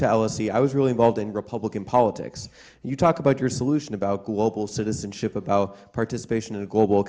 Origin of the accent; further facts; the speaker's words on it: Nebraska, United States; moved away; I'm American. what was I going to say? From Nebraska